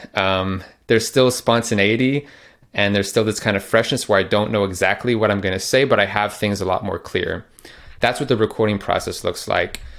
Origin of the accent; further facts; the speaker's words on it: Phoenix, Arizona, United States; moved away as an adult; also born or lived in Netherlands; I am actually in my hometown of Phoenix, Arizona in the U S, in the room that I grew up